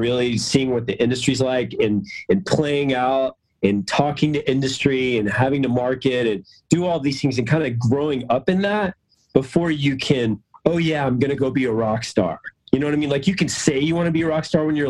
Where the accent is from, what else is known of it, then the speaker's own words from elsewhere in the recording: Atlanta, Georgia, United States; I'm from Atlanta